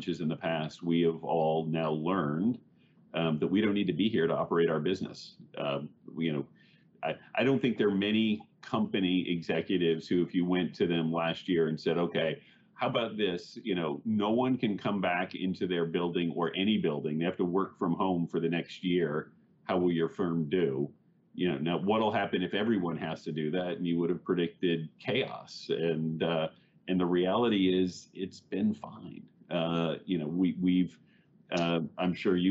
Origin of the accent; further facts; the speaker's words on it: Missouri, United States; moved away as an adult; now in New York, United States; I grew up in Missouri and moved to New York after school